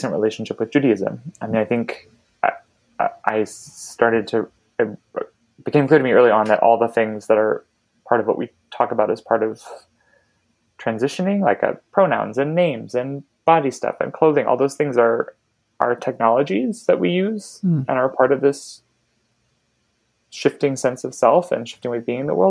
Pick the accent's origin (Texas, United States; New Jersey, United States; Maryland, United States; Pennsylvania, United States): Maryland, United States; Baltimore; moved away; the synagogue where I grew up in Baltimore